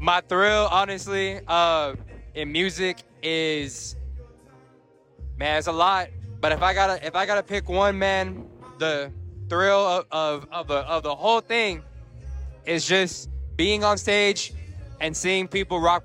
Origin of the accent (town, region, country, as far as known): San Antonio, Texas, United States; born or raised there